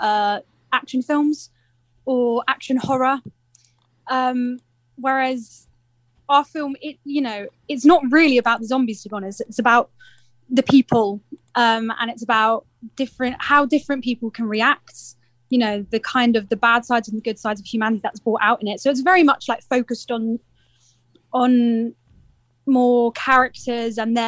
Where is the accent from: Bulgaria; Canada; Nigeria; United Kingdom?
United Kingdom; Surrey, South East England; I'm from Surrey, so it's just a bit further south than London